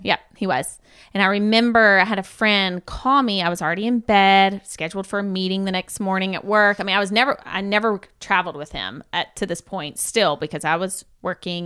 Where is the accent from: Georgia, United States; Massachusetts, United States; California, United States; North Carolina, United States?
Georgia, United States; moved away; also born or lived in Shelbyville, Tennessee; pretty southern. my family, we're from Georgia.